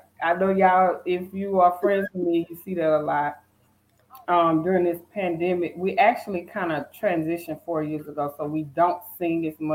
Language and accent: English; Natchitoches, Louisiana, United States; moved away as an adult; now in Douglasville, United States; I was born in Natchitoches, Louisiana, which is the oldest settlement in the Louisiana Purchase history. And then I relocated 4 years ago to Georgia, where I now reside in Douglasville